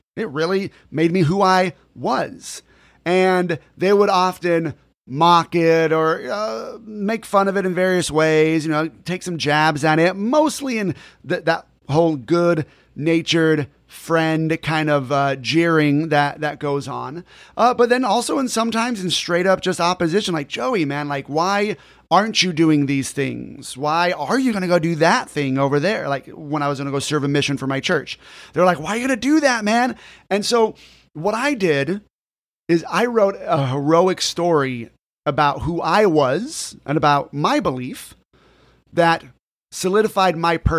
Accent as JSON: {"language": "English", "region": "California", "country": "United States", "tie": "born or raised there", "said": "Growing up in Orange County, California, I was the only person in my friend group who went to the church that I went to."}